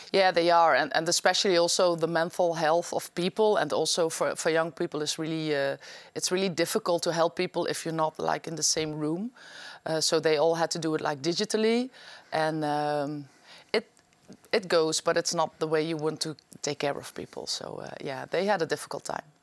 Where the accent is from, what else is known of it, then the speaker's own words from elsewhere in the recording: Venlo, Limburg, Netherlands; English is a second language; in my hometown in Venlo